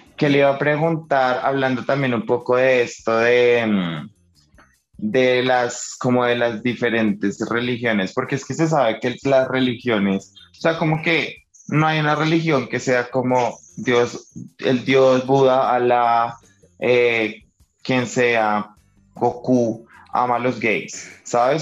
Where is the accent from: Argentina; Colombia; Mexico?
Colombia; nacimos en Colombia